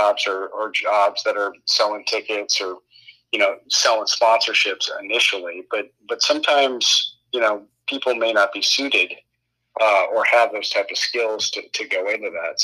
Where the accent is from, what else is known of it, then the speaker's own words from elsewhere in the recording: San Diego, California, United States; moved away as an adult; also born or lived in Colorado / Denver; I'm from San Diego originally